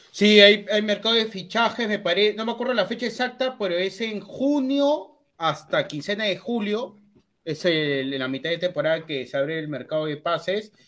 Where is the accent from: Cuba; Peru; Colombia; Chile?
Peru; No, yo no soy ecuatoriano, soy peruano